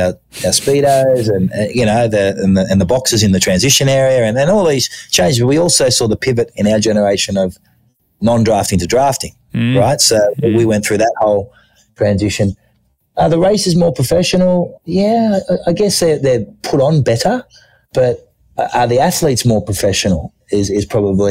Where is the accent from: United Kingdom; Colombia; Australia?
Australia; moved away as an adult; also born or lived in Thailand; growing up in Australia, I went at my local running club.